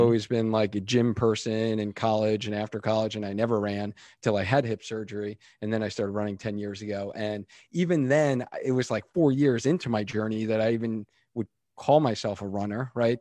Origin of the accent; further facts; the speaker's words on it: Long Island, New York, United States; now in Connecticut, United States; I'm originally from New York, so I grew up on Long Island